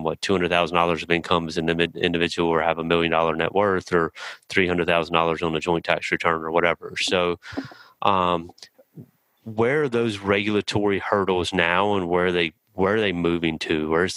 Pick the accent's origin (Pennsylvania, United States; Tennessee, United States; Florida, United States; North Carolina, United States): North Carolina, United States; New Bern; I'm from New Bern, North Carolina.